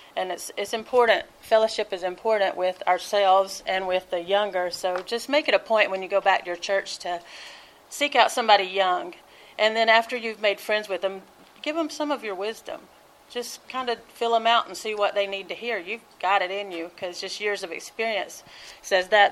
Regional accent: Georgia, United States; moved away; I'm from Georgia, so you know we have hoot nannies down there

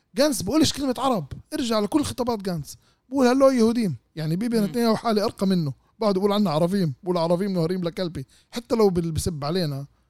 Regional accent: Israel; احنا الجزء الاصيل من الشعب الفلسطيني اللي موجودين بين فك اسرائيل

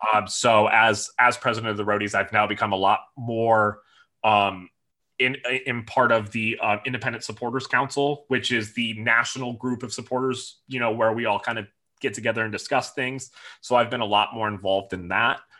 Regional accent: near Detroit, Michigan, United States; moved away as an adult; also born or lived in Minnesota; now in Nashville, United States; I was actually born and raised in Michigan, mm -hmm. near the Detroit, Michigan area

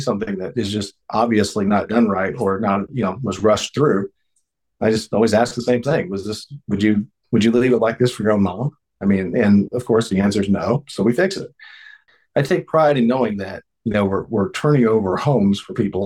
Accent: Evansville, Indiana, United States; I grew up in Evansville, Indiana

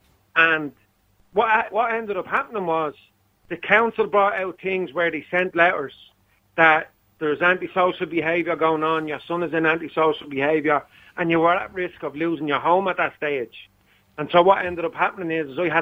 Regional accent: Dublin, Leinster, Ireland; I grew up in Blanchardstown

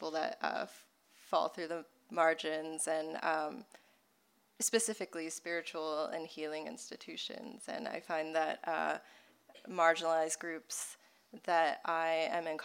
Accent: Deep South, United States; I grew up in the Deep South as an immigrant kid

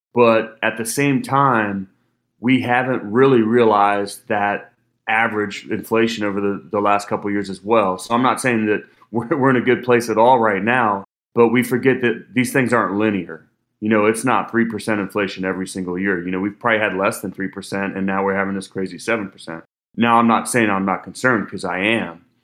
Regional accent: Cincinnati, Ohio, United States; I'm from Cincinnati, Ohio

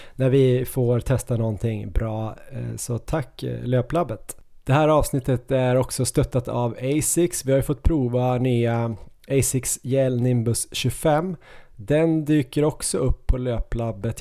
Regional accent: Ås, Jämtland, Sweden; moved away; min hemby Ås. De byggde ju den några år efter att jag flyttade från Ås

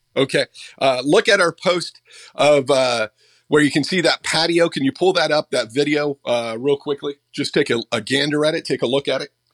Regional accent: Butte County, California, United States; moved away; I grew up in Butte County, so it was kind of cool to go back kind of home.

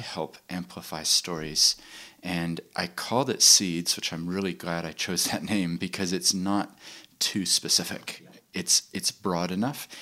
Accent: Christchurch, Canterbury, New Zealand; also born or lived in Chile / United States / London; despite the accent, I actually grew up in New Zealand. I went to high school here in Christchurch

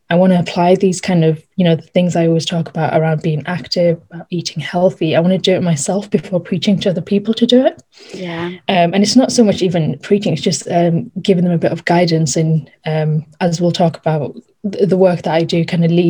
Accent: Darlington, North East England, United Kingdom; also born or lived in Norton; I was born in Darlington, up north again. And then I moved a couple of years ago to just 20 minutes away outside of Darlington to this little village called Norton

